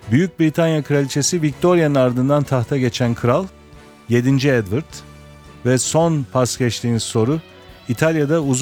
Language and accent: Turkish; Eskişehir, Turkey; Memleketim Eskişehir.